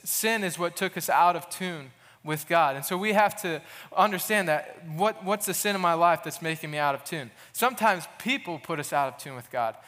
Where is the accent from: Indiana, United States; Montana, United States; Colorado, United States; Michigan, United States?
Indiana, United States; Goshen; now in Muncie, United States; I'm originally from Goshen, Indiana, up north